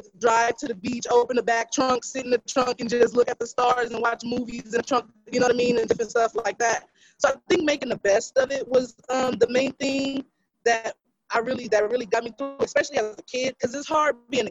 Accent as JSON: {"language": "English", "town": "Houston", "region": "Texas", "country": "United States", "moved": "yes", "lives_now": "Los Angeles, United States", "said": "I'm originally from Houston, Texas."}